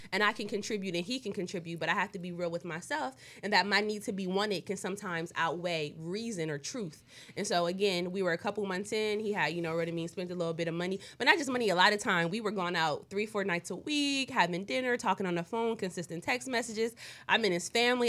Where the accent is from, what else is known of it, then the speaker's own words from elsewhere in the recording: East Coast, United States; moved away; I'm from the East Coast